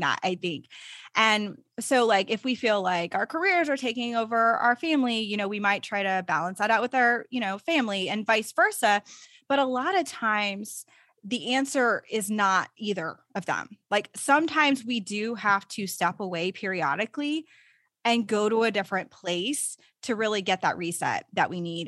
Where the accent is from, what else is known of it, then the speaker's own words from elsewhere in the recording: Texas, United States; I'm a Texan, so I really love living in Texas.